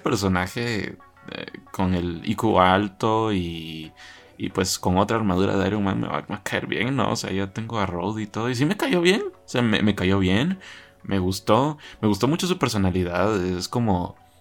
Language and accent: Spanish; Guatemala; en mi país, ¿verdad? Como guatemalteco